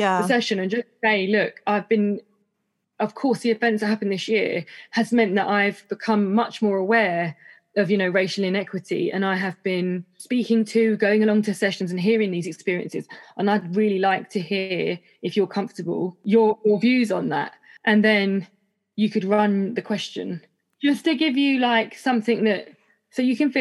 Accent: United Kingdom; I was born here

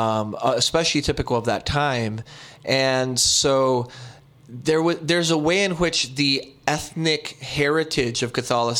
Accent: Brownsville, Texas, United States; now in Vancouver, Canada; I was born in Brownsville, Texas.

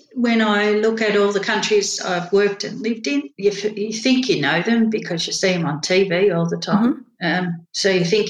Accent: Australia; now in United States; It doesn't matter whenever I speak in America, you're from Australia.

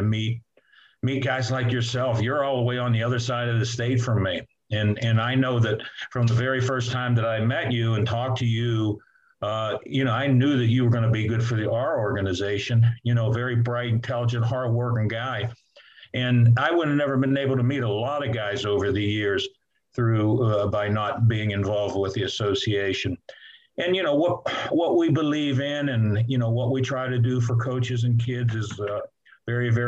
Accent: Clairton, Pennsylvania, United States; I'm from Clareton, you know, played football there

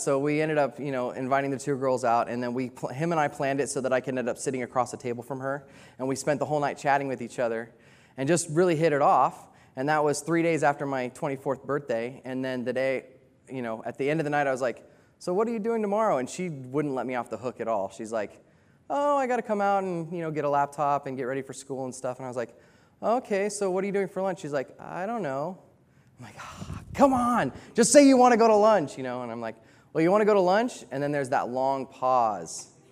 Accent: United States; moved away; I'm American, and I'm a cowboy

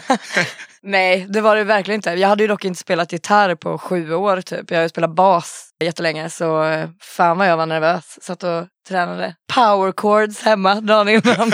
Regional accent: Falun, Dalarna County, Sweden; moved away; Jag är från Falun och jag har ju lite ynnesten att ha liksom en farsa som har spelat grindcore och så under hela min uppväxt.

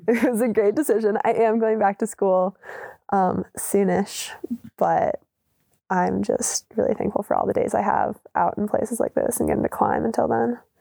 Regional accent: Maryland, United States; moved away; I grew up in Maryland

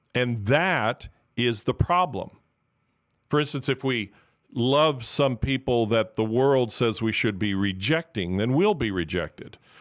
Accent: Miami, Florida, United States; I'm from Miami, so I'm originally from Miami, so I'm called a Miamian

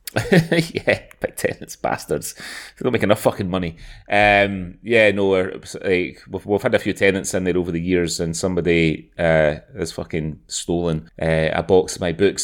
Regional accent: Glasgow, Scotland, United Kingdom; also born or lived in Aberdeen; I'm from Glasgow

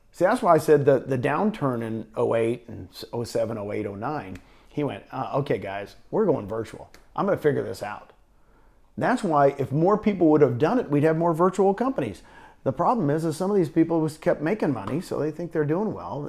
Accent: Phoenix, Arizona, United States; now in Puerto Rico; I grew up out in Phoenix area

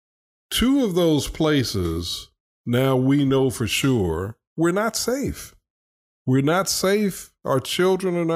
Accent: United States; as an American

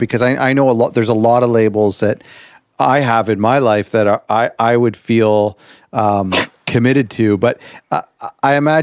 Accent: Canada; I'm from Canada

